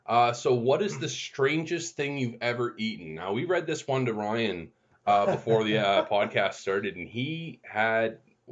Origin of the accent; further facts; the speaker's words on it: Windsor, Ontario, Canada; I grew up in Windsor, Ontario, so right across the bridge from Detroit, back when you didn't need passports to go across.